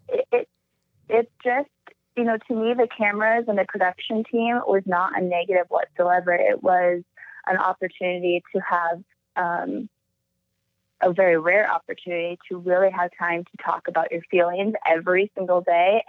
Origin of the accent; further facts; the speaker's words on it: Alaska, United States; moved away; growing up in Alaska was incredible. I describe my childhood as kind of a Huckleberry Finn